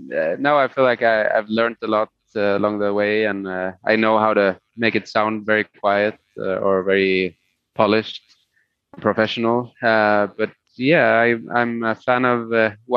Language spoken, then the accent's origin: English; Sweden; first language Spanish; English is a second language; Swedish is my main language that I always lived in Sweden.